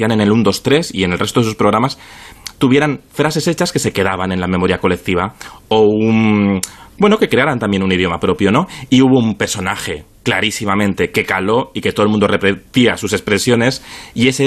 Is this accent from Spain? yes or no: yes; Zaragoza, Aragon, Spain; Eh, somos hermanos mellizos de Zaragoza.